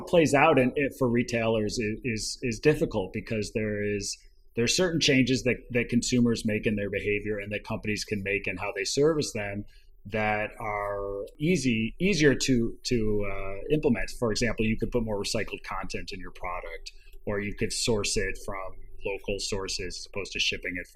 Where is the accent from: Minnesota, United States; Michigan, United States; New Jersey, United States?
Michigan, United States; Ann Arbor; moved away as an adult; also born or lived in Washington, D.C.; I grew up in Ann Arbor, Michigan